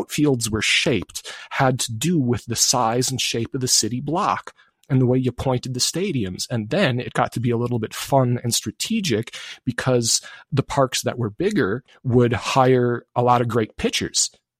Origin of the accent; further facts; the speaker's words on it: Wisconsin, United States; I grew up in Wisconsin